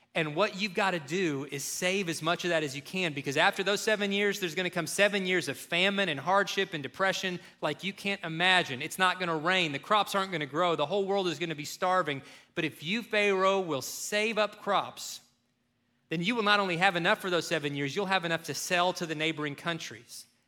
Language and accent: English; Kentucky, United States; growing up in Kentucky